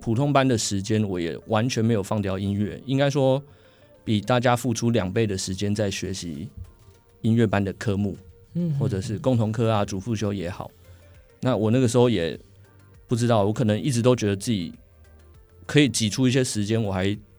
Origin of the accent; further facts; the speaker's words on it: Penghu County, Taiwan; now in Austria; 因为我小时候在澎湖的合唱风气其实非常的盛行